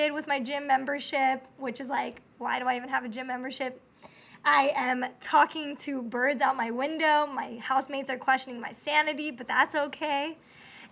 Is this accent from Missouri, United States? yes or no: no; Corona, California, United States; the town that I grew up